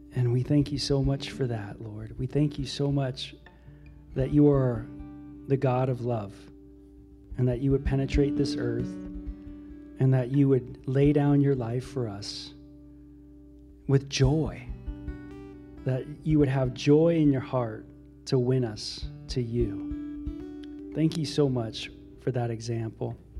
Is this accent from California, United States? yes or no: yes; Los Angeles area, Ventura County, Southern California, United States; I grew up in Los, Los Angeles area, Ventura County area, Southern California